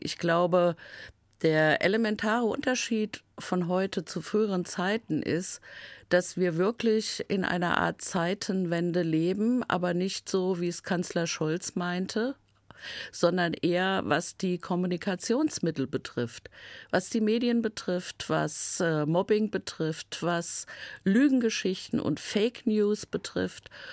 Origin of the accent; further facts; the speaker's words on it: Main-Taunus-Kreis, Hesse, Germany; Ich komme ja aus dem Main-Taunus-Kreis